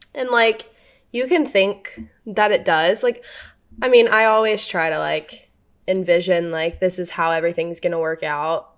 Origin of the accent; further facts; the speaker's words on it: Louisiana, United States; moved away; I grew up in Louisiana